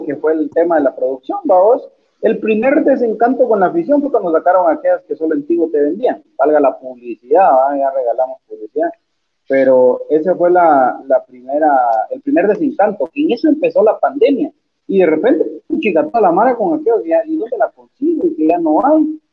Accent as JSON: {"language": "Spanish", "country": "Guatemala"}